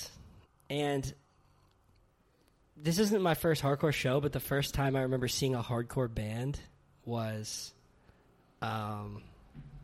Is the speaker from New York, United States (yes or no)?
yes; New York City, New York, United States; I'm born and raised in Brooklyn, New York, Carroll Gardens